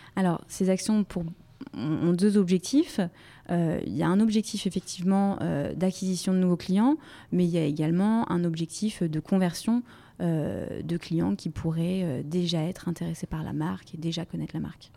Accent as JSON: {"language": "French", "region": "Brittany", "country": "France", "moved": "as an adult", "lives_now": "Paris, France", "said": "je suis originaire de Bretagne"}